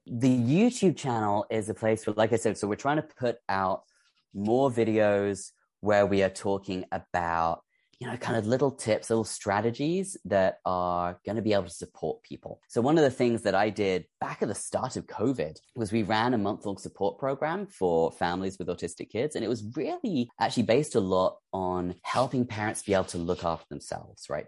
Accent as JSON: {"language": "English", "region": "England", "country": "United Kingdom", "said": "we call it Z because we are English"}